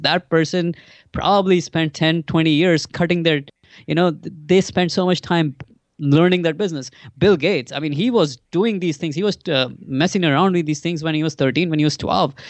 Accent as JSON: {"language": "English", "country": "India", "tie": "born or raised there", "moved": "as an adult", "lives_now": "United States", "said": "so I grew up in India. I, I grew up, uh, till I was twenty-one, I was actually in India"}